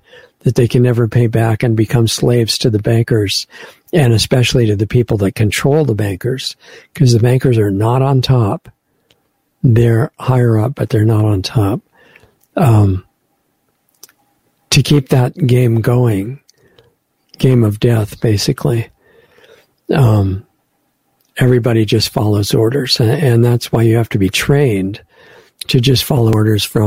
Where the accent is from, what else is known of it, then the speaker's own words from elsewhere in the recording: United States; as an American